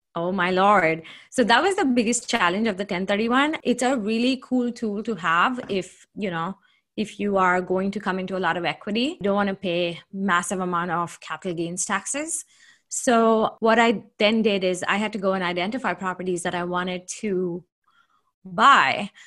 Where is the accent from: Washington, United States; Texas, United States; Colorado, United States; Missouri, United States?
Washington, United States; Seattle; also born or lived in Redmond, Washington; I'm from Seattle, Washington. I live in a submarket called Redmond.